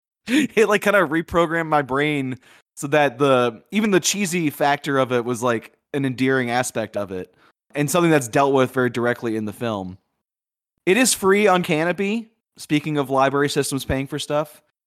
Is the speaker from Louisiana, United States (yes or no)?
yes; Louisiana, United States; growing up in Louisiana in the eighties